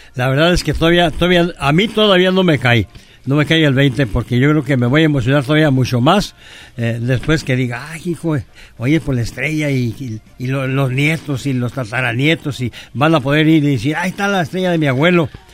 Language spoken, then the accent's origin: Spanish; Michoacán, Mexico; born or raised there; also born or lived in Yahualica, Jalisco, Mexico